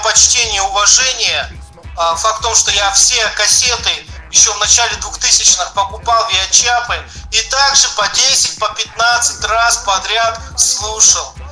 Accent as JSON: {"language": "Russian", "town": "Nizhnevartovsk", "region": "Khanty-Mansi Autonomous Okrug", "country": "Russia", "tie": "born or raised there", "also_born_or_lived": "Zvenigorodka, Cherkasy Oblast, Ukraine", "moved": "as an adult", "lives_now": "Tyumen, Russia"}